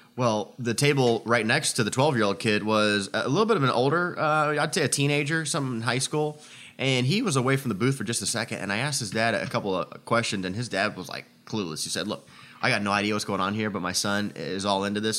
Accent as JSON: {"language": "English", "region": "Indiana", "country": "United States", "tie": "born or raised there", "moved": "yes", "said": "my hometown here as we're in town for the meet in Indiana"}